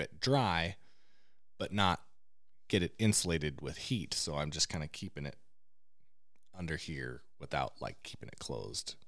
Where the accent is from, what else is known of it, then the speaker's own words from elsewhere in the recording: Eastern Oregon, United States; growing up in Eastern Oregon